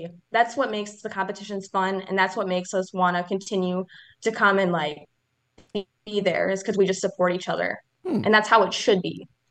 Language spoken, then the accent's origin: English; Leona, Wisconsin, United States; I am from a little town called Leona from Wisconsin.